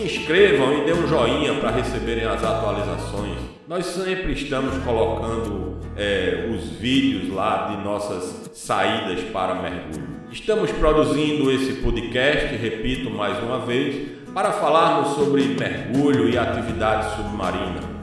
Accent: Recife, Pernambuco, Brazil; sou recifense de Pernambuco

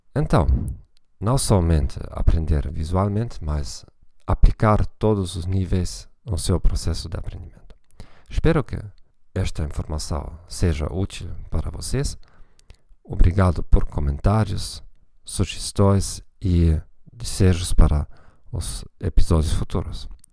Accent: Germany; Portuguese is a second language; como alemão

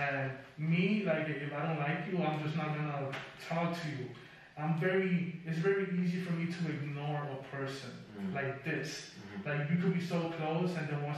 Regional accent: New York City, New York, United States; also born or lived in Boston; I was raised in New York and I am from New York

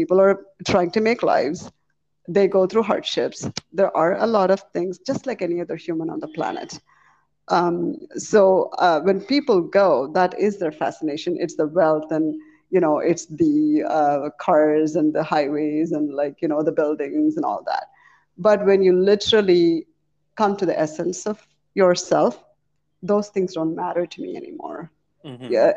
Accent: India; moved away as an adult; also born or lived in Chicago, United States; now in United States; I was born in India, raised in India in a Hindu family

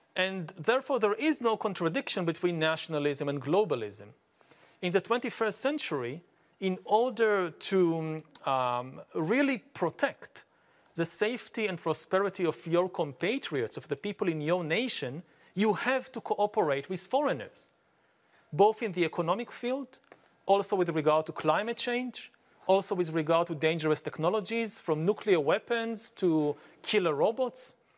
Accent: Israel; I come from Israel

